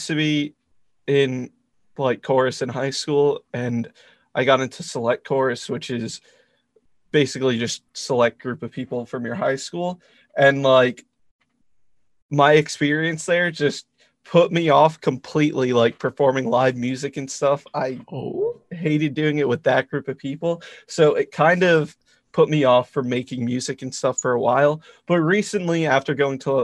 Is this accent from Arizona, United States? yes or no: no; Rhode Island, United States; I'm from Rhode Island